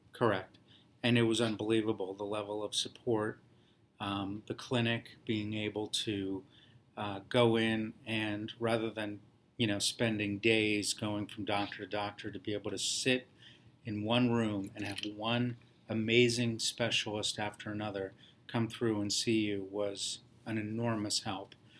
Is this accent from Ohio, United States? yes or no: yes; Columbus, Ohio, United States; moved away as an adult; now in New Jersey, United States; when you're from Ohio